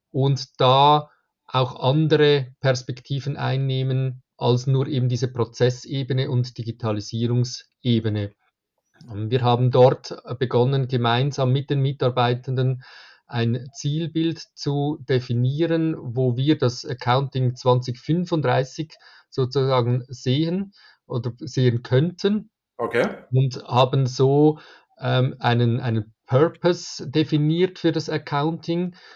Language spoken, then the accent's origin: German; Zurich, Switzerland; ich komme aus der Schweiz, ähm, von Zürich